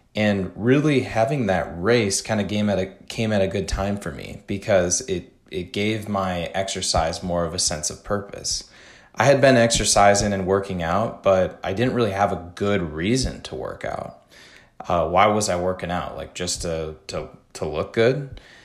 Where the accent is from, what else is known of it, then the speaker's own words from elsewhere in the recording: Madison, Wisconsin, United States; Madison, Wisconsin, which is my hometown